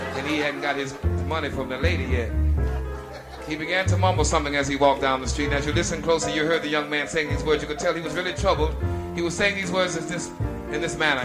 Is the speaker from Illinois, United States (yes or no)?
yes; Chicago, Illinois, United States; moved away; my hometown, Chicago